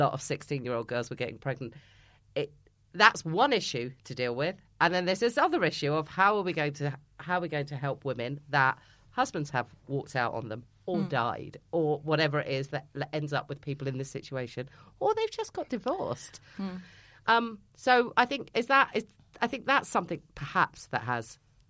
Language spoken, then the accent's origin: English; just outside Milton Keynes, South East England, United Kingdom; I grew up just outside of Milton Keynes